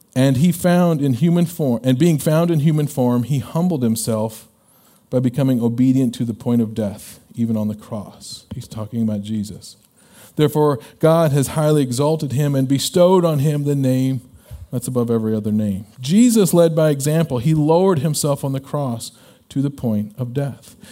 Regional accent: Illinois, United States; When I was a kid growing up, uh, we're from Illinois

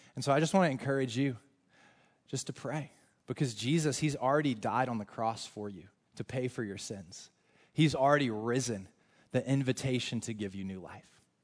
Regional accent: North Carolina, United States; moved away; I am from North Carolina. We are huge in college basketball in North Carolina

